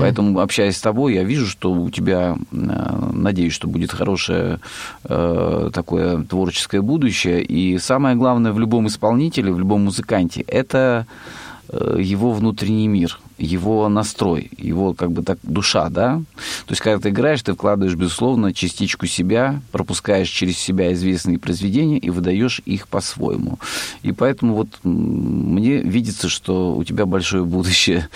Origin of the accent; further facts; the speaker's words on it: Rostov Oblast, Russia; я э, из Ростовской области, есть в России Ростовская область